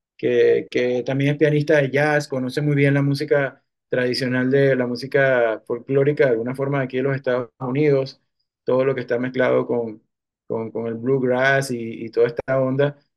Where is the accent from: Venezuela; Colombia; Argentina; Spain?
Venezuela; Cumaná, Sucre; moved away as an adult; now in New York, United States; como yo soy de Cumaná, tengo como más conocimiento de la música tradicional de ahí, es lo que, es lo que es con lo que he crecido